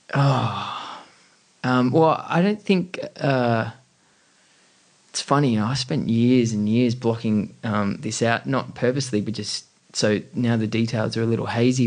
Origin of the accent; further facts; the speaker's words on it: Camden, New South Wales, Australia; also born or lived in Coogee; Grew up in Camden, right. southwest Sydney.